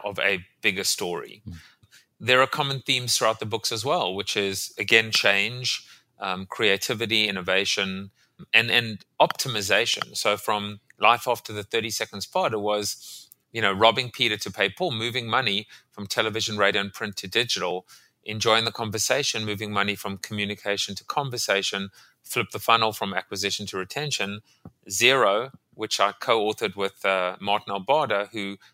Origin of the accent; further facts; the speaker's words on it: South Africa; moved away; also born or lived in Staten Island; I'm from South Africa originally